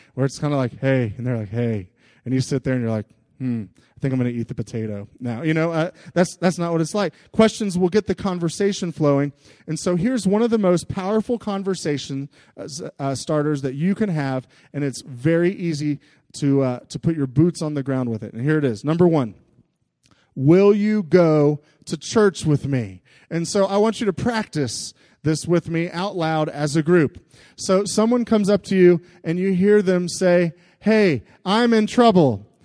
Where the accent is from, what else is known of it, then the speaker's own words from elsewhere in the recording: United States; especially to us in America.